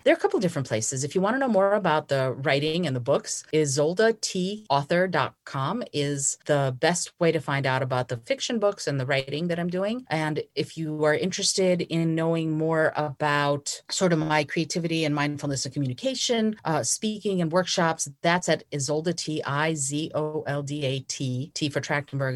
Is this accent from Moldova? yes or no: yes; Moldova; moved away; I was born in Moldova, and my great-grandmother taught me how to read regular playing cards when I was four years old